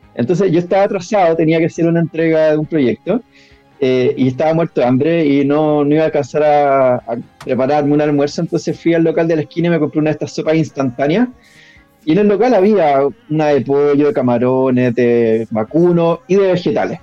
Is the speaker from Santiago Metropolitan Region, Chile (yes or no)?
yes; Pirque, Santiago Metropolitan Region, Chile; vivía en Pirque, que es una zona de Santiago